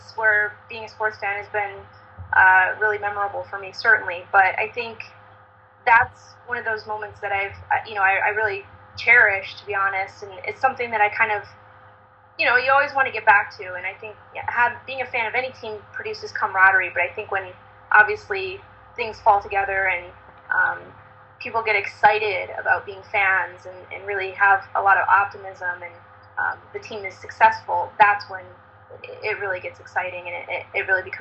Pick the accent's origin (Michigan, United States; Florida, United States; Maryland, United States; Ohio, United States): Michigan, United States; I grew up in Michigan, and hockey was really big there